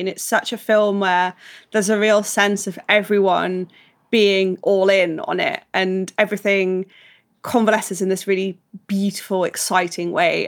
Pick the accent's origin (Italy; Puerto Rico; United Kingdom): United Kingdom; as British people, obviously growing up with Thomas Tank Engine